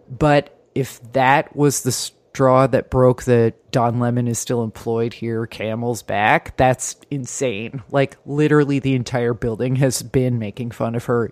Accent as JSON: {"language": "English", "region": "New Jersey", "country": "United States", "moved": "yes", "lives_now": "Bay Ridge, Brooklyn, United States", "said": "I'm too Jersey"}